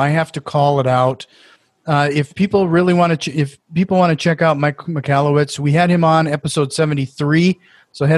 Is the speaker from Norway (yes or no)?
yes; Norway; accent: Norwegian; my Norwegian accent